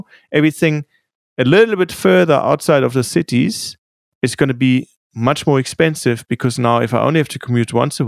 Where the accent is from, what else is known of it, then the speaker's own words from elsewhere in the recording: Munich, Bavaria, Germany; I grew up skiing in Munich.